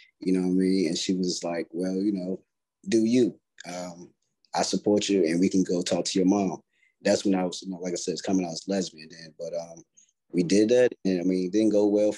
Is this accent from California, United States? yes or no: no; Stovall, North Carolina, United States; moved away; I'm from North Carolina originally.